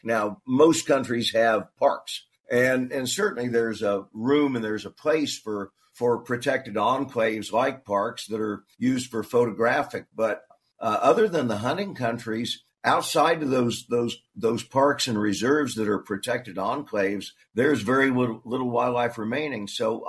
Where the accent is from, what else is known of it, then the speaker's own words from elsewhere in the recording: Kansas City, United States; moved away as an adult; also born or lived in California Central Coast; now in California, United States; I grew up in Kansas City